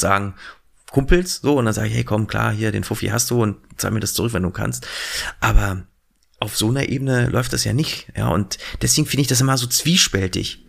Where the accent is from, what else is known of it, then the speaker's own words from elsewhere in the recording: Berlin, Germany; ich bin ja in Berlin groß geworden